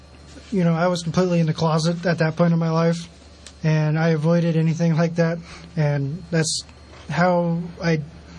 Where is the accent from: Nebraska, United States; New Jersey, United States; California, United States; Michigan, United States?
California, United States; Sutter Creek; And I grew up actually up in the Sierra Foothills, up in a little town called Sutter Creek, so completely out of the area.